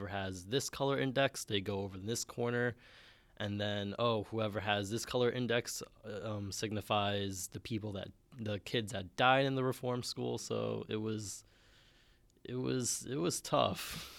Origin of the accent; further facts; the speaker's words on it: New York City, New York, United States; I'm from the Bronx, New York.